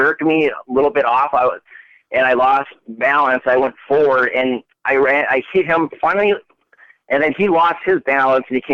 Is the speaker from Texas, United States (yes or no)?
no; Brookfield, Wisconsin, United States; moved away as an adult; also born or lived in Sweden / Germany / North Dakota; now in Minnesota, United States; I grew up in Brookfield